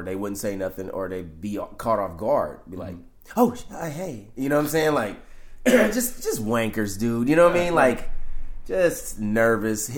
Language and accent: English; San Francisco, California, United States; I grew up in the Fillmore District, where I'm at now